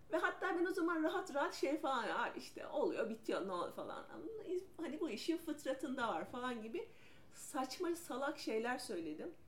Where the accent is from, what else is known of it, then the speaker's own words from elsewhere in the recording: İzmir, Turkey; moved away as an adult; also born or lived in Ankara; İzmirliyim ben.